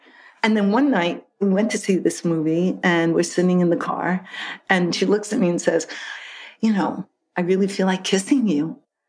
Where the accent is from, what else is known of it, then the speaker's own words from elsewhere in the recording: New York City, New York, United States; I grew up right here in Brooklyn, not in Bay Ridge, but in Crown Heights, which is now a groovy, groovy place to live. But during those days, it was a hardworking Irish Catholic neighborhood, and we were the only Jewish family.